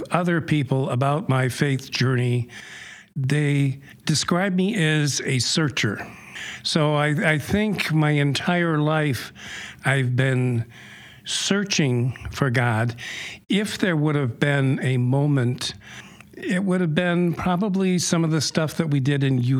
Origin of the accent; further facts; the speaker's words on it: Rockford, Michigan, United States; moved away as an adult; also born or lived in Grand Rapids, Michigan / Holland; we grew up in the Grand Rapids area until about fourth grade, and then we moved to Rockford. So I grew up in Rockford when it was a small town